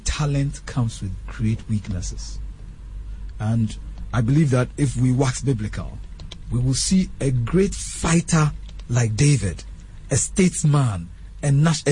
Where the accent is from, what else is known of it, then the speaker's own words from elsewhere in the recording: Ghana; we're from Ghana